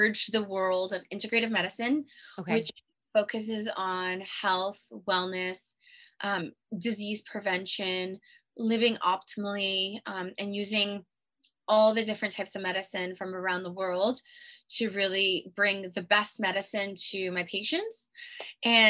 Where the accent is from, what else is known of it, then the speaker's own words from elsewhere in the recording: Toronto, Ontario, Canada; now in California, United States; I'm not originally from California. I was raised in Toronto, Canada